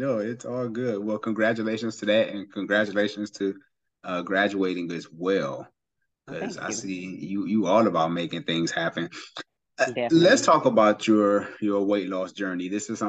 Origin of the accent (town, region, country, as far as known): Cleveland, Ohio, United States; moved away